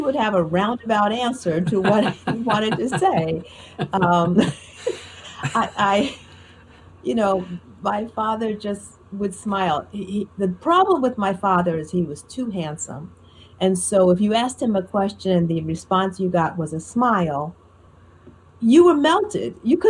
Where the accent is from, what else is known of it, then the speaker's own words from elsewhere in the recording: Newark, New Jersey, United States; I grew up in Newark, New Jersey. My high school was in Newark, New Jersey. I was living there.